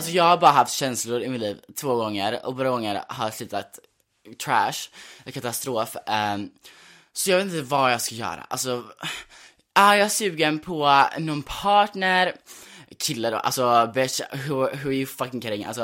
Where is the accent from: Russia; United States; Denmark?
United States; born there; jag är då, alltså jag är född i USA.